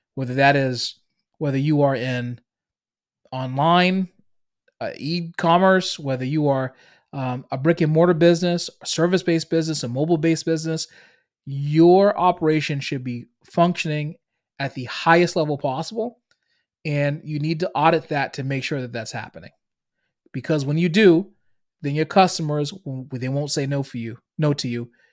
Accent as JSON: {"language": "English", "town": "Boston", "region": "Massachusetts", "country": "United States", "accent": "Boston", "said": "I'm from Boston. If you can't hear it in my accent"}